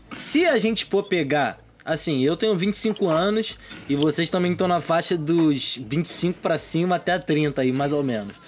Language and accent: Portuguese; São Gonçalo, Rio de Janeiro, Brazil; also born or lived in Morro do Pinto, Rio de Janeiro; now in Rio de Janeiro, Brazil; Eu sou de São Gonçalo